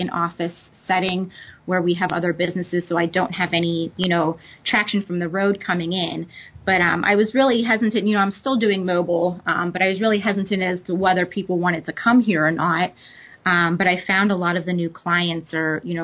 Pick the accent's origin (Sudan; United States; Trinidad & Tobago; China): United States; Pittsburgh, Pennsylvania; I'm from Pittsburgh, Pennsylvania, and I currently also reside here.